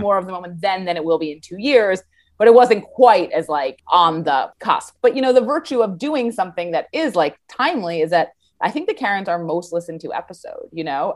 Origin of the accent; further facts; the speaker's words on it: New York City, New York, United States; I'm from New York City